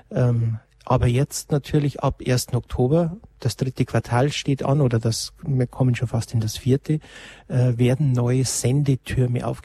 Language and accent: German; Lenggries, Bavaria, Germany; Ich habe gerade jetzt meinem Heimatort auch nochmal geprüft mit der Postleitzahl, wo ich herkomme aus Lengries.